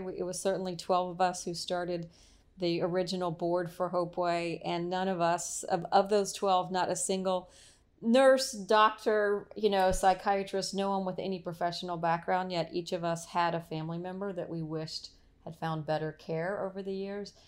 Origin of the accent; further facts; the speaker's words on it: El Paso, Texas, United States; moved away as an adult; now in Charlotte, United States; I was born in El Paso, Texas